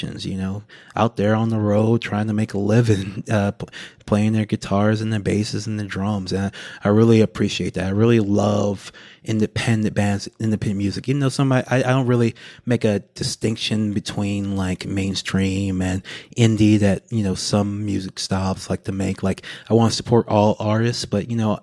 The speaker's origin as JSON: {"language": "English", "region": "Louisiana", "country": "United States", "tie": "born or raised there", "said": "from my home state, Louisiana"}